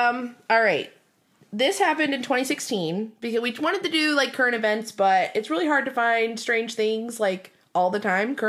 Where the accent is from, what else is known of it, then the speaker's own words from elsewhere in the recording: Detroit, Michigan, United States; we grew up in Michigan. We actually grew up in Detroit.